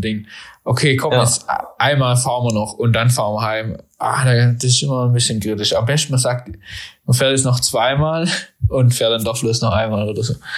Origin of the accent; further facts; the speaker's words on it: Nürtingen, Baden-Württemberg, Germany; also born or lived in Freiburg; ich komme ja hier aus der Nähe von Stuttgart, aus Nürtingen